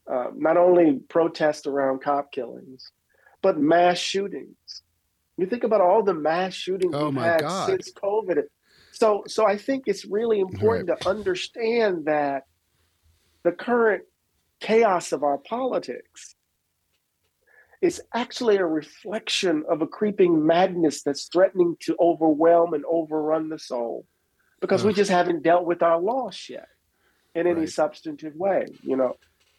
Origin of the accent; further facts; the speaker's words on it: Mississippi, United States; I wasn't quite mature enough as a young man at Morehouse College in the 80s and growing up in Mississippi